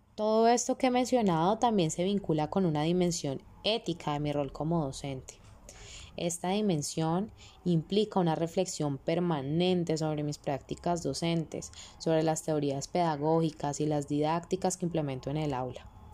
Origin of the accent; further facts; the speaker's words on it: Colombia; mi rol como ciudadana colombiana